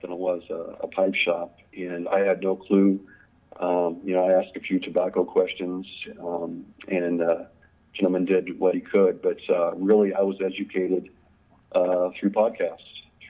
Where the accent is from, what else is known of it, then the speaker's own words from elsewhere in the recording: Des Moines, Iowa, United States; also born or lived in Eugene, Oregon / Bentonville, Arkansas; now in Cedar Rapids, United States; I was born in Des Moines, Iowa, and grew up there through high school